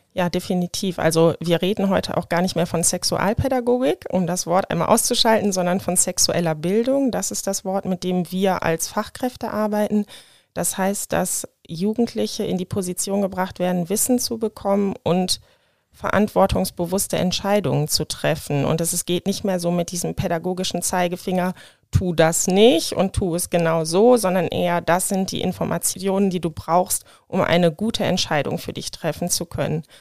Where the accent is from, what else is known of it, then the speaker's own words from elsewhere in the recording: Hahn, Germany; now in Wuppertal, Germany; Ich bin in Hahn geboren.